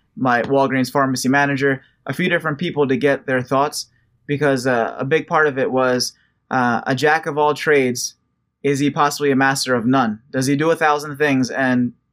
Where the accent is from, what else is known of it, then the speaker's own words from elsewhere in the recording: United States; I'm American, I was born here